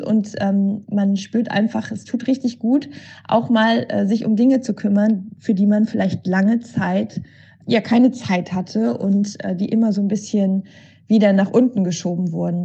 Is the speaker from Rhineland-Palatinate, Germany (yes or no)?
no; Cologne, North Rhine-Westphalia, Germany; ich bin Kölnerin und hier in Köln ist es so